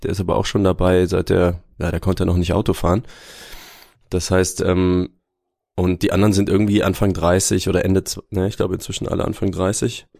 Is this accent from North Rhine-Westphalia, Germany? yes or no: yes; Aachen, North Rhine-Westphalia, Germany; also born or lived in Würzburg; Würzburg, tatsächlich. Ich bin Franke, aber weiß davon nichts, denn ich bin schon mit, ich glaube, unter zwei Jahren nach Aachen gezogen